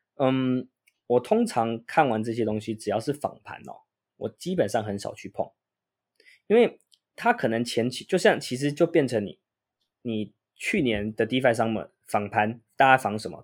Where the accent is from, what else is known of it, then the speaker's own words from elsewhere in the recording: Taiwan; 我们台湾人对于英文不是那么的强项嘛